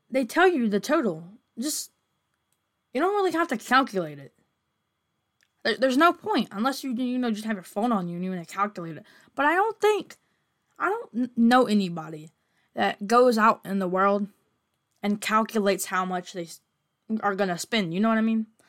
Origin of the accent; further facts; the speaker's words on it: United States; I'm American